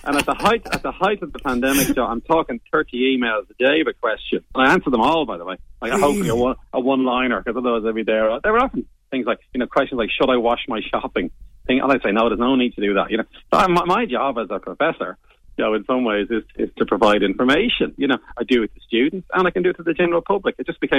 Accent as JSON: {"language": "English", "town": "Bray", "region": "Leinster", "country": "Ireland", "said": "I'm from Bray County, Wicklow, you see. And it was the Wicklow Mountain got my imagination."}